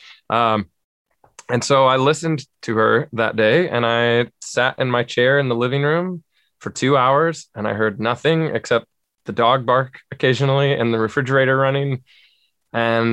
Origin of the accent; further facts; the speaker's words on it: Southern California, United States; moved away as an adult; now in Spring Hill, United States; I was born and raised in Southern California, raised in church my whole life